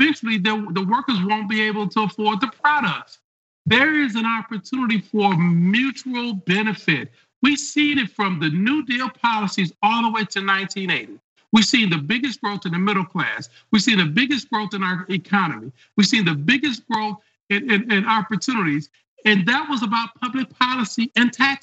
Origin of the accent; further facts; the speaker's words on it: Detroit, Michigan, United States; I grew up in Detroit